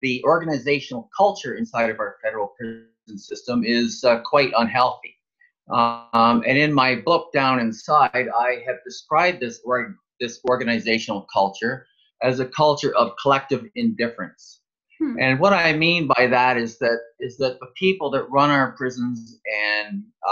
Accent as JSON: {"language": "English", "town": "Toronto", "region": "Ontario", "country": "Canada", "tie": "born or raised there", "moved": "as an adult", "lives_now": "Kingston, Canada", "said": "my life growing up in Toronto in the 1950s, 60s, and 70s"}